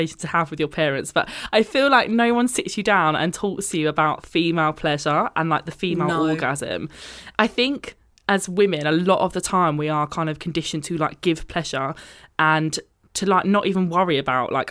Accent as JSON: {"language": "English", "country": "United Kingdom", "said": "being British, I think we're very much like this is not something we talk about at all"}